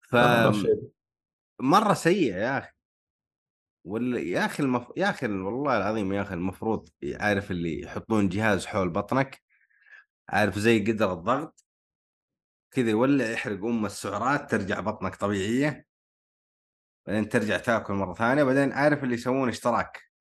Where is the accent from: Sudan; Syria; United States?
United States; New York; born there; ولدت في ضواحي نيويورك